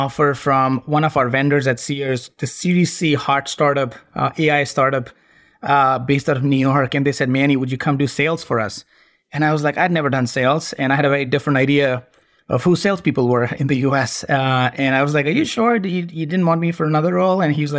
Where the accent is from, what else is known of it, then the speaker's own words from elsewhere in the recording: India; it won't come as a surprise that I was born and brought up in India. My dad was an army officer back in the day, and we traveled a lot. I changed schools 12 times growing up